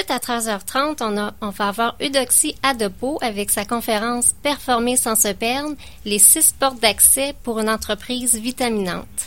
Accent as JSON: {"language": "French", "town": "Hawkesbury", "region": "Ontario", "country": "Canada", "said": "Moi, je suis de loin, je suis de l'Ontario."}